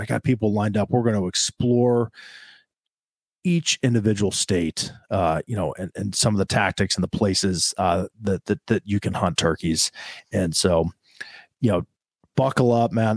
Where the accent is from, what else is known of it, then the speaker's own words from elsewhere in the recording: central Ohio, United States; I'm a guy from Ohio, born and raised here in central Ohio